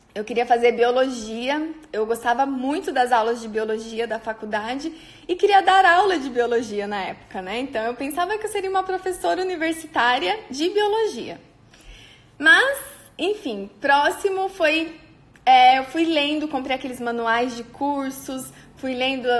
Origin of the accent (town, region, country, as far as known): on the border with Paraná, interior of São Paulo, Brazil; moved away as an adult; now in Maringá, Brazil